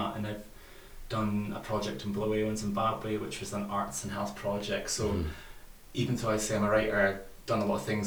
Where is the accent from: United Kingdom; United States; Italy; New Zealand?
United Kingdom; Fraserburgh, Scotland; moved away as an adult; now in Aberdeen, United Kingdom; I'm originally from Fraserburgh, and I came to Aberdeen